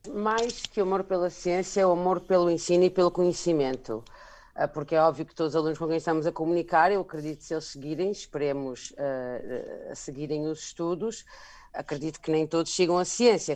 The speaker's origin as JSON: {"language": "Portuguese", "country": "Portugal", "tie": "born or raised there", "also_born_or_lived": "Germany / Angola", "said": "nasci na Alemanha, eh, mas sou angolana. Eh, depois, eventualmente, com sete anos, vim para Portugal"}